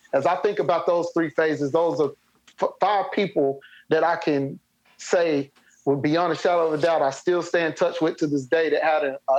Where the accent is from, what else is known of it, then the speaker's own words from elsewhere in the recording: Spartanburg, South Carolina, United States; So at USC Upstate, which is an extension of USC, but it's here in my hometown in Spartanburg.